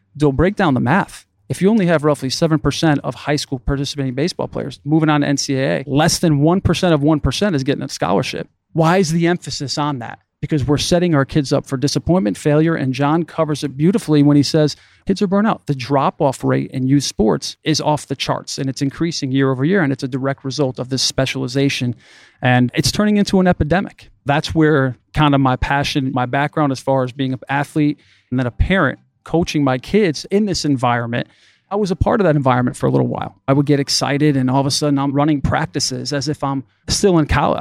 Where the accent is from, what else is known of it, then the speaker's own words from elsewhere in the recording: Waterbury, Connecticut, United States; I was born and raised in the Northeast in Waterbury, Connecticut